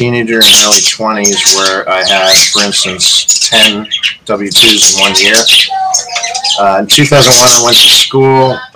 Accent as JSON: {"language": "English", "town": "Boston", "region": "Massachusetts", "country": "United States", "moved": "yes", "lives_now": "Tennessee, United States", "said": "I'm from Boston"}